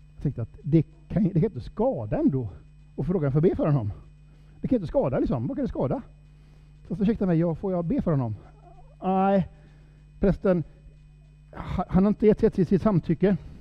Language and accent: Swedish; Sámi, Norrland, Sweden; Jag är ju same, som jag sa. Eh, stolt same.